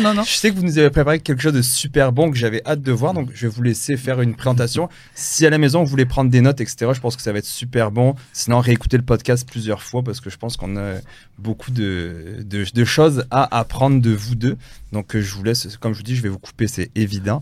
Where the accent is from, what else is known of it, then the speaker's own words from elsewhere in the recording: France; je suis né en France